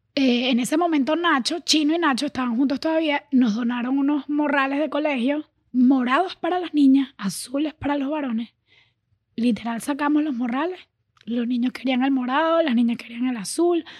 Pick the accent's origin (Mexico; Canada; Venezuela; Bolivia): Venezuela; now in Miami, United States; Yo sí crecí en Venezuela, eh, me crié en Venezuela